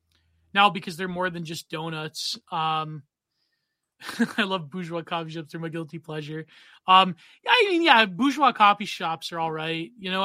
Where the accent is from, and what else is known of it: Canada